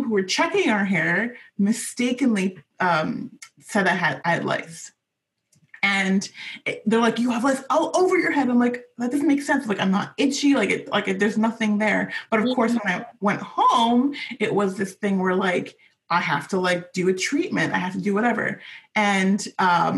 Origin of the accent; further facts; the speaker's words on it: Vancouver, British Columbia, Canada; I was born and raised in Vancouver